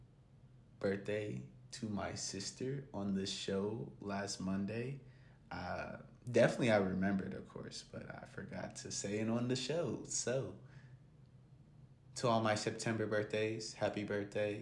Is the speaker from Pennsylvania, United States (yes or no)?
no; Gahanna, Ohio, United States; Gahanna, Lincoln, Lions, football team, high school, hey, my alma mater, my hometown, just a kid from Gahanna